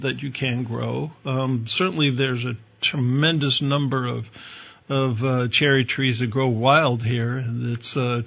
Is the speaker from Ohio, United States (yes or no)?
yes; Ohio, United States; I grew up in Ohio